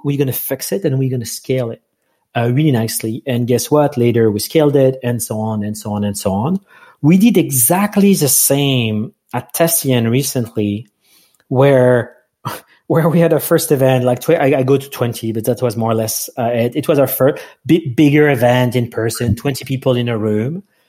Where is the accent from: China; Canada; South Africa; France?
France; English is a second language; moved away; I'm from France, so English is not my first language.